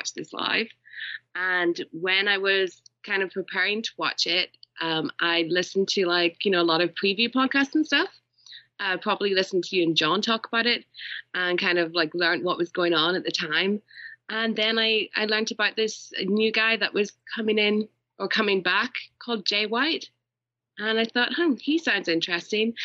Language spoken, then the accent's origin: English; Ireland; I am Irish